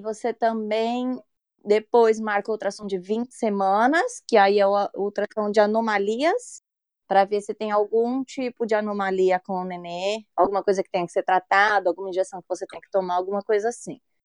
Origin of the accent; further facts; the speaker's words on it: São Paulo, Brazil; moved away as an adult; now in England; eu sou de São Paulo, mas eu moro fora do país, vai fazer oito anos